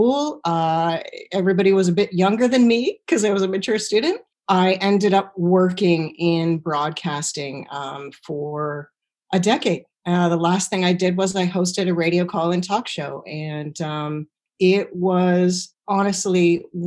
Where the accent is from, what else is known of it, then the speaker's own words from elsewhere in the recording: Stratford, Ontario, Canada; moved away as an adult; I grew up in Stratford, Ontario, which is the home of the Shakespearean Festival